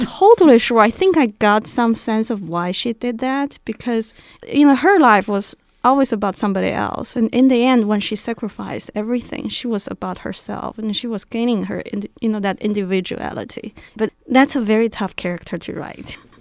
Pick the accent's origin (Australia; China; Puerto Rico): China; Beijing; moved away; I grew up in Beijing.